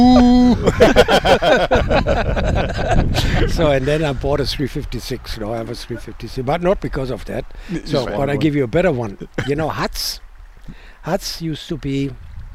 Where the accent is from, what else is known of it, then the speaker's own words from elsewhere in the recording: Essen, North Rhine-Westphalia, Germany; English is a second language; moved away as an adult; also born or lived in Canada; now in United States; I grew up in Essen. It's an industrial town, kind of the northern part of Germany, a mid-northern part